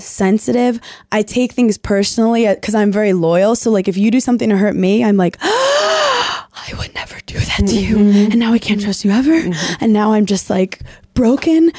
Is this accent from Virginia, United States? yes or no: no; New York City, New York, United States; I was like from Brooklyn, like salt of the earth